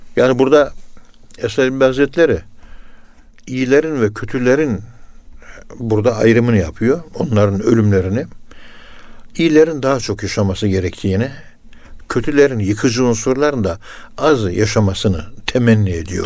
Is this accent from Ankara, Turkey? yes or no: yes; Ankara, Turkey; Ben de Ankara'nın yerlisiyim.